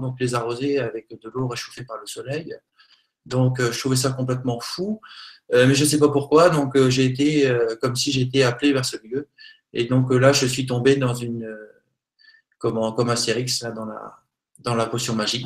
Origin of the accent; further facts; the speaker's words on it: Normandy, France; Je suis normand, même si j'ai des origines multiples et variées.